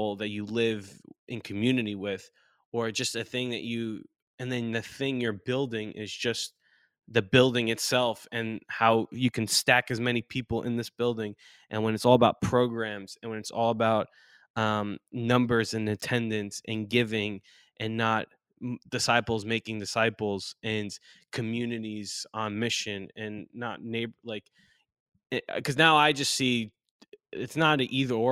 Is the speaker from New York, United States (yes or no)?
yes; Long Island, New York, United States; moved away as an adult; also born or lived in North Carolina; growing up in New York, Long Island, New York, not the city